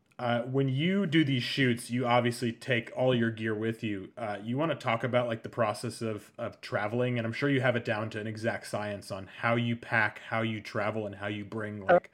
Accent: Massachusetts, United States; moved away as an adult; also born or lived in Prescott, Arizona / New York; I grew up in Massachusetts on the water, so you know, being close to the ocean is huge for me.

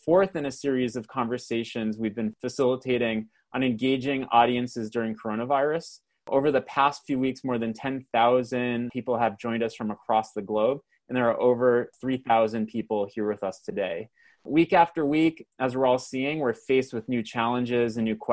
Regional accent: Canada; accent: Canadian; my Canadian accent

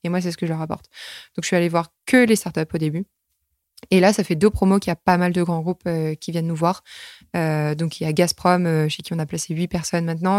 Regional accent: Normandy, France; moved away; moi, je suis née en Normandie

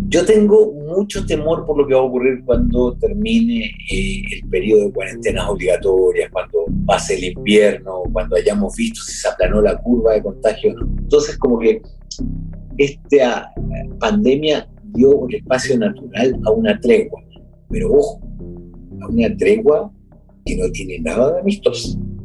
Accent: Chile; acá en mi país

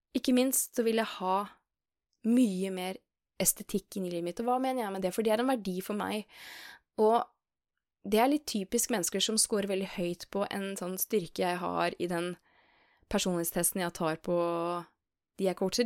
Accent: Skien, Telemark, Norway; moved away as an adult; now in Oslo, Norway; jeg er jo fra Skien

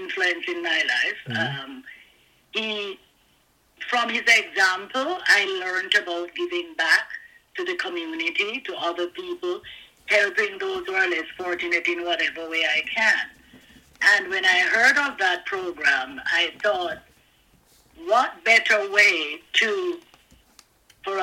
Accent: Jamaica; moved away as an adult; also born or lived in Kingston, Jamaica / Hanover, Jamaica; now in Canada; I was born in Kingston, Jamaica

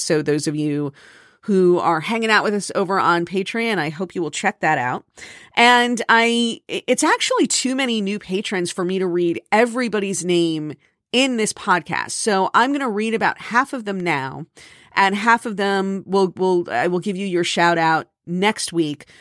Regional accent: Miami, Florida, United States; also born or lived in New York; now in New Jersey, United States; I grew up in Miami

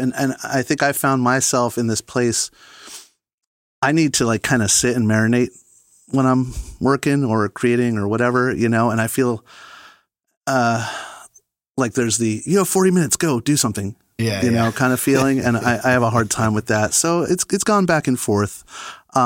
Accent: Oakland, New Jersey, United States; also born or lived in Franklin Lakes, New Jersey; now in Hopewell, United States; I grew up in Franklin Lakes, same town as Marco, but I pretty much grew up in Oakland, New Jersey, which is the town over.

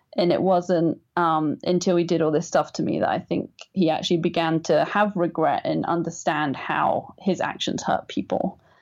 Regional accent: England, United Kingdom; I'm English

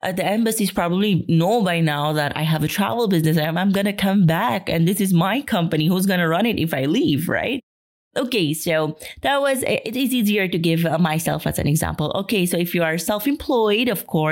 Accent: Philippines; moved away; I will be coming home to the Philippines.

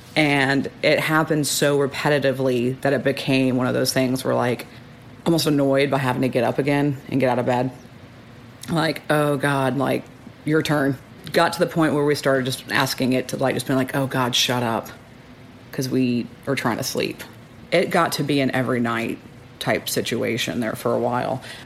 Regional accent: Austin, Texas, United States; moved away as an adult; now in New Braunfels, United States; I'm from Austin, Texas

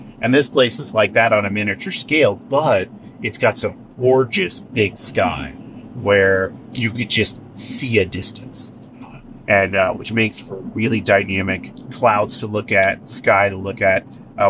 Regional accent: California, United States; where I grew up in Northern California, because I grew up in the northern end of the Central Valley, which is like a large-scale version of this.

